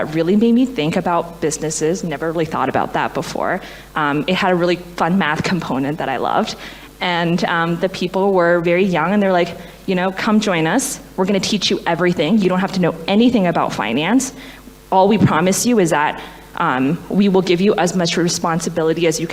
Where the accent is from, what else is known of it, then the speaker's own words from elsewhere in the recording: Canada; moved away as an adult; also born or lived in China; now in Boston, United States; I was born in China, an immigrant from the age of 6 to Canada